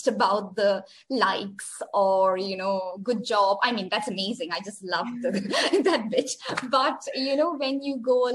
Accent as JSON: {"language": "English", "country": "India", "moved": "yes", "lives_now": "Oman", "said": "I am an Indian sitting in Oman, I currently live in a country in the Middle East called Oman"}